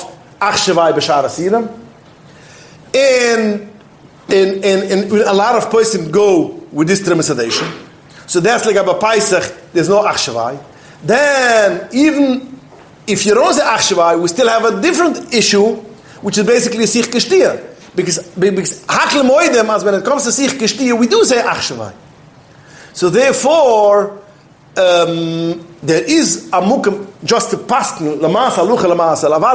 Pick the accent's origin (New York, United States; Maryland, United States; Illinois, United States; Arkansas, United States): New York, United States; New York City; I was brought up in Williamsburg